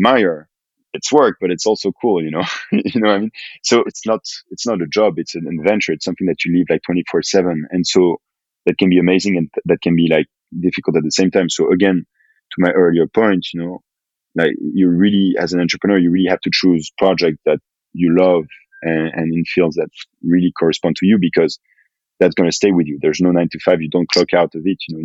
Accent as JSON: {"language": "English", "country": "France", "tie": "born or raised there", "said": "growing up in France"}